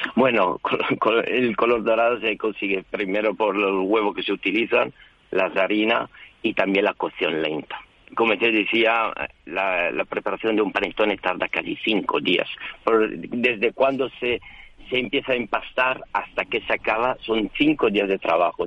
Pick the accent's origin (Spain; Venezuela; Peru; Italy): Italy; moved away; yo soy italiano, claramente, y mi esposa es francesa. Y, en casa hablamos español